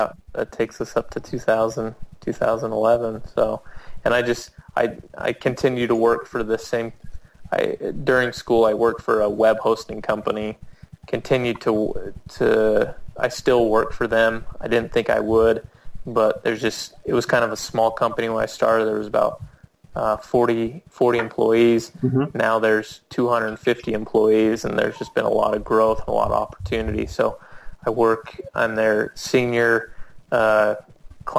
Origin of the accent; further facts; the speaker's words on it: Logan, Utah, United States; I grew up in Logan my entire life